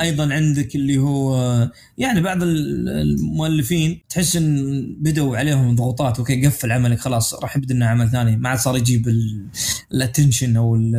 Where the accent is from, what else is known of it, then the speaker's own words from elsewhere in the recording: Saudi Arabia; عندنا في السعوديه